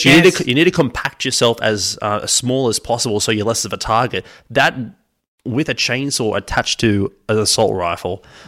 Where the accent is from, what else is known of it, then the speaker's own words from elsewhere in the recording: Alabama, United States; I'm from Bama.